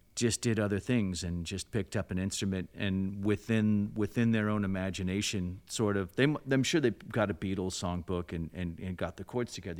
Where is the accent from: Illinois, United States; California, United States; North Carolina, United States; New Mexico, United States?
California, United States; South Lake Tahoe; I'm from Lake Tahoe, California. Um, really sleepy blue collar, then blue collar town in, in the mountains